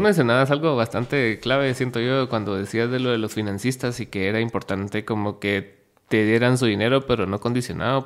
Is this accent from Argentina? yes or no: no; Guatemala; somos de Guatemala y no de allá